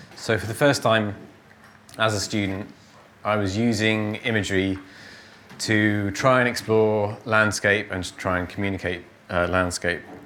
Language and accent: English; Cornwall, South West England, United Kingdom; my childhood in Cornwall